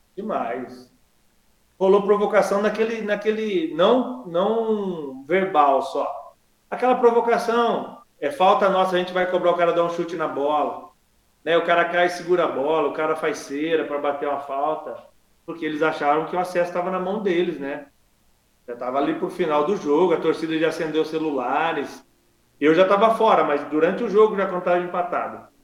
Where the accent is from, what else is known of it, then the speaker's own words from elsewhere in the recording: Limeira, São Paulo, Brazil; eu cresci na periferia de Limeira, ali no Morro Branco, perto do Abílio Pedro, que foi onde eu nasci ali.